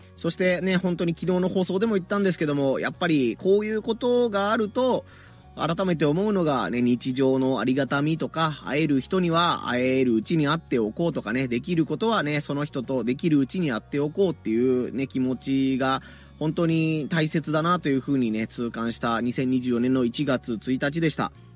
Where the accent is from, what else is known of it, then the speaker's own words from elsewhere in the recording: area hit by the West Japan heavy rain, western Japan, Japan; moved away; 西日本豪雨というね、えー、平成31年だったかな、今から5年前にあった災害の時は、もう全国ニュースに自分の実家近辺が出てね